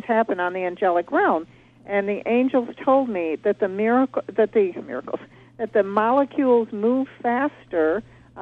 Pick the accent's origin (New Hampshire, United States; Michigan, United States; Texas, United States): Michigan, United States; I was born and raised in Michigan